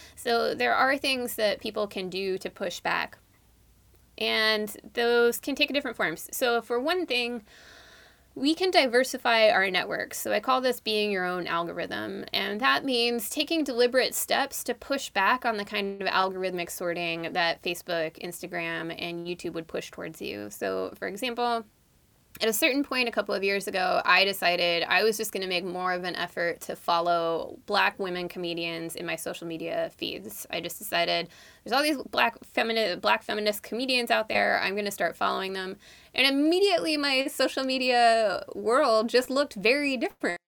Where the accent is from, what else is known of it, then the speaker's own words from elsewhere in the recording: East Bay, San Francisco Bay Area, California, United States; So I grew up in the Bay Area. Um, I grew up in the East Bay